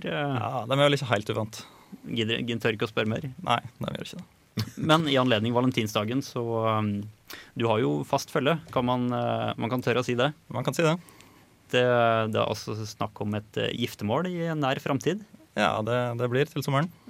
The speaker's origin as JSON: {"language": "Norwegian", "town": "Molde", "region": "Møre og Romsdal", "country": "Norway", "moved": "yes", "lives_now": "Trondheim, Norway", "said": "jeg kommer fra Molde, som er en eh, liten by utafor bygda som du kommer fra."}